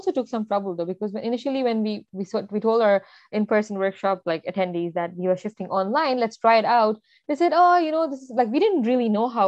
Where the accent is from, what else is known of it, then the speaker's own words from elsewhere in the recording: Saudi Arabia; Because I grew up in Saudi, we had Arabs all around us but we never learned Arabic for some reason.